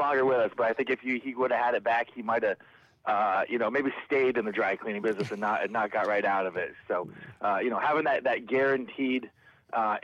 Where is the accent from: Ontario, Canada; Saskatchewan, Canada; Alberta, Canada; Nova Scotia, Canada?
Ontario, Canada; Niagara, Canadian side of the border; moved away as an adult; also born or lived in Windsor, New York; now in Upstate New York, United States; my family is we're Canadians. So we grew up, you know, I grew up on the Canadian side of the border